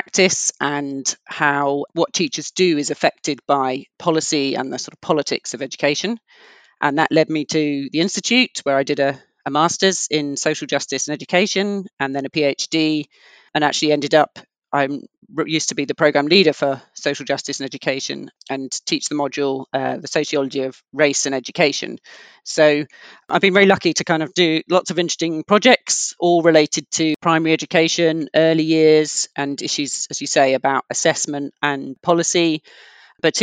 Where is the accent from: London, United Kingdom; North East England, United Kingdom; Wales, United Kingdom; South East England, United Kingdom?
London, United Kingdom; I grew up in London in kind of very diverse area